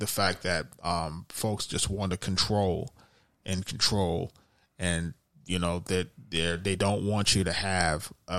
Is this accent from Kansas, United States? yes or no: no; New York City, New York, United States; We're two guys from the Bronx